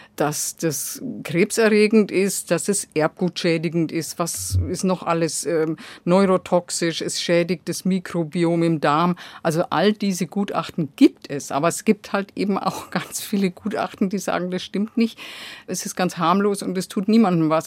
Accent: Germany; bei uns in Deutschland

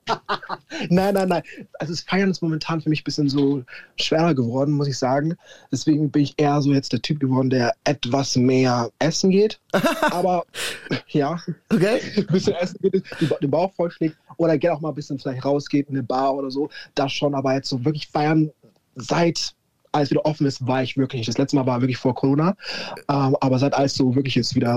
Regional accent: Nuremberg, Bavaria, Germany; Ich bin ein waschechter Franke komplett Nürnberg auch gewachsen und geworden

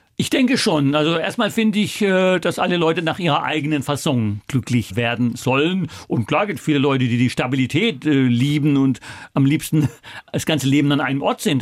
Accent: Germany; also born or lived in China / Rio de Janeiro, Brazil / New York, United States / Russia; wir als Deutsche

